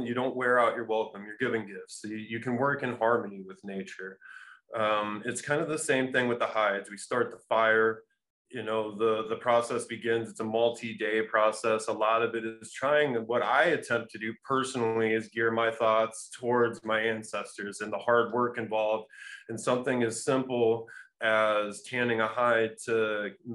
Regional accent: Cedar Rapids, Iowa, United States; I'm from this place called Cedar Rapids, Iowa

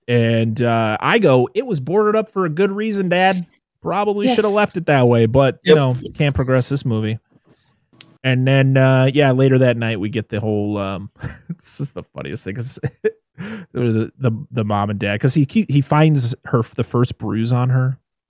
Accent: New England, United States; I've seen many license plates in my state because I'm from New England and I live in New England.

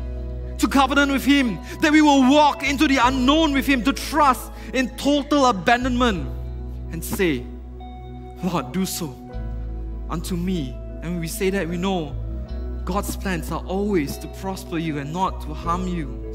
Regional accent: Penang, Malaysia; I'm from Penang. So I started working in Penang.

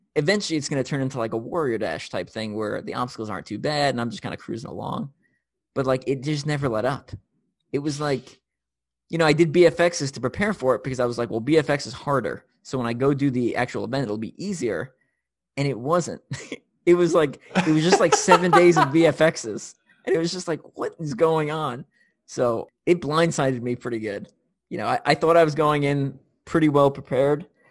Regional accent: New York, United States; also born or lived in Tennessee; now in Kansas City, United States; I'm from New York. I live in Kansas City now. I've lived in Tennessee

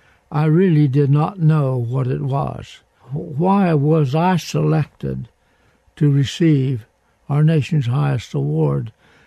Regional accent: Quiet Dell, West Virginia, United States; I was born in Marion County, a little community, country community of Quiet Dell.

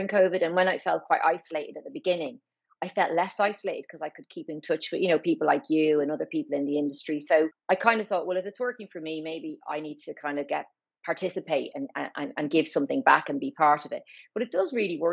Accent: Ireland; moved away as an adult; also born or lived in Newcastle upon Tyne; now in London, United Kingdom; I'm Irish, obviously.

